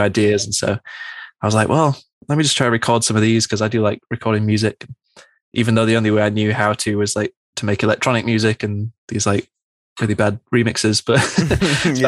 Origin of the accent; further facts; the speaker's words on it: Manchester, North West England, United Kingdom; growing up in Manchester, it's a really big music city